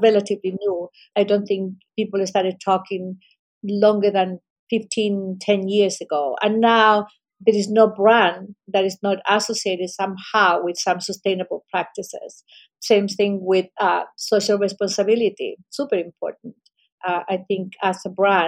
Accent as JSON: {"language": "English", "country": "Chile", "moved": "yes", "said": "I come from Chile, we have an incredible ocean all along the country."}